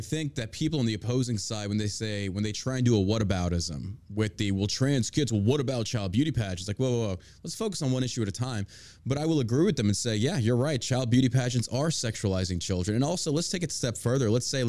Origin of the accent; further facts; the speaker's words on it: New York, United States; Geez, I'm talking to a New Yorker. I grew up in New York. I have family in Staten Island. I would spend summers in Staten Island, Toms River, New Jersey.